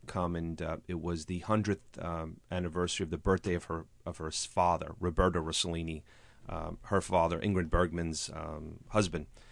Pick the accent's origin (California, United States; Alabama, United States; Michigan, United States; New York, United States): New York, United States; New Rochelle; also born or lived in Bronx, New York; I grew up in New Rochelle and in the Bronx